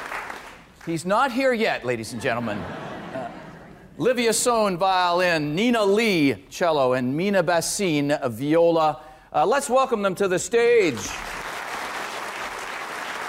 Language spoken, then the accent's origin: English; Canada; growing up in Canada